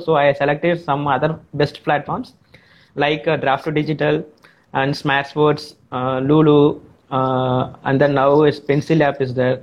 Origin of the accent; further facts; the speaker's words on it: Tamil Nadu, India; I am from Tamil Nadu uh, in India